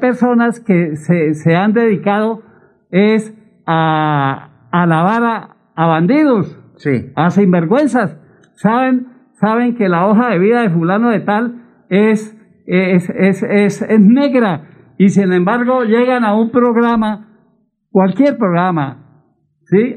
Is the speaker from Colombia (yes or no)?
yes; Piedecuesta, Santander, Colombia